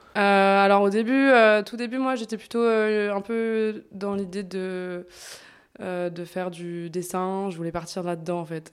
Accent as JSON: {"language": "French", "town": "Bourg-en-Bresse", "region": "Auvergne-Rhône-Alpes", "country": "France", "tie": "born or raised there", "moved": "as an adult", "lives_now": "Lyon, France", "said": "je suis pas originaire de Lyon, je suis originaire de Bourg-en-Bresse"}